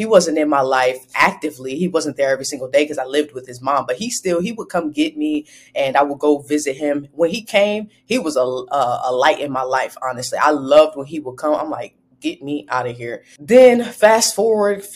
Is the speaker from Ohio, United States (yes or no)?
yes; Ohio, United States; also born or lived in Highland Park, Michigan; I'm from Ohio, born and raised in Ohio. I was partially raised in Michigan as well, Highland Park, Michigan, that's near Detroit